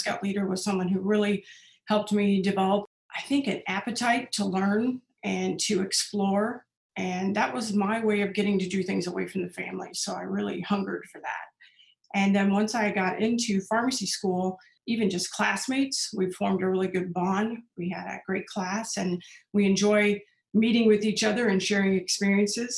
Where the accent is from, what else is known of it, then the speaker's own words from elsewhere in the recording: Macomb, Illinois, United States; moved away as an adult; also born or lived in Dubuque, Iowa; now in Iowa, United States; I grew up in Macomb, Illinois, which is a small town in west central Illinois